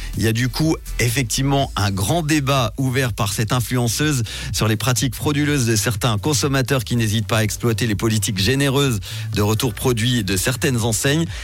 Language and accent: French; Switzerland; chez nous en Suisse